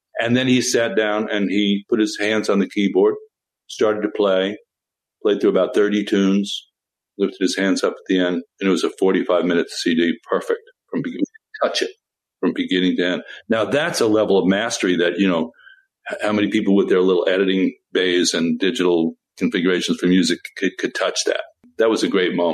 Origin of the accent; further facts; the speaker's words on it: New York, United States; I was a dyed-in-the-wool New York folkie, one of the real ones